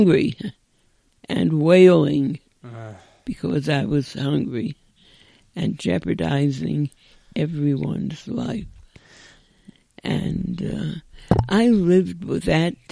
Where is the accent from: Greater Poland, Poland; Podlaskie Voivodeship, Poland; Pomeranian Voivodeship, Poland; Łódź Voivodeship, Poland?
Podlaskie Voivodeship, Poland; Bialystok; now in United States; I was born in Bialystok, Poland